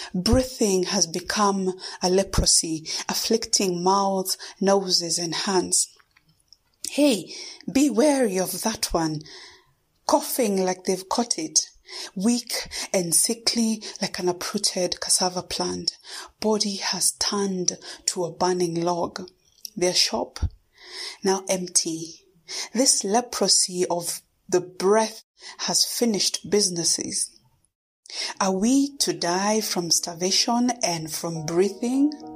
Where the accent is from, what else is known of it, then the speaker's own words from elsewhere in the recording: Kenya; first language Kikuyu; English is a second language; I am a Kenyan uh, born and based poet